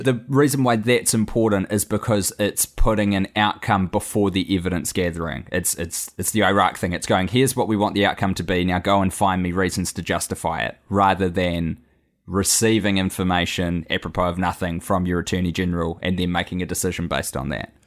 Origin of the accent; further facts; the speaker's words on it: New Zealand; I am a Kiwi abroad right now.